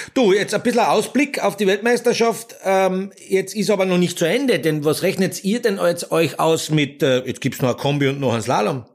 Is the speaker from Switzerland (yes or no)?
no; Austria; Wir Österreicher